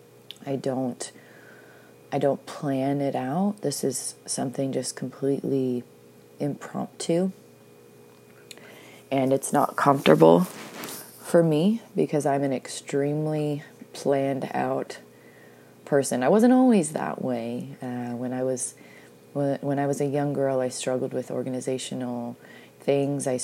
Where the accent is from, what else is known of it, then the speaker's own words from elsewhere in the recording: Pacific Northwest, Washington, United States; I grew up in the Pacific Northwest